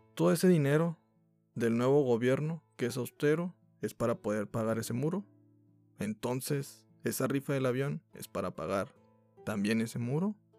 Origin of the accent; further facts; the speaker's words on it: Mexico; como mexicanos